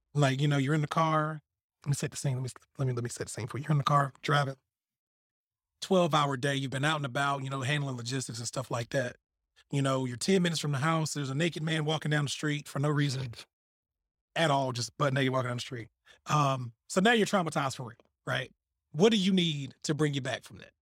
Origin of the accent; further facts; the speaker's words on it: Selma, United States; I'm from Selma.